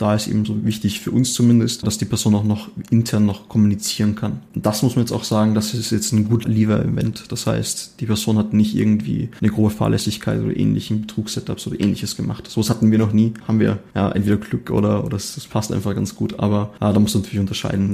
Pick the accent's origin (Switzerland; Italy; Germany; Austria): Austria; also born or lived in Linz, Austria; ich komme eigentlich aus Österreich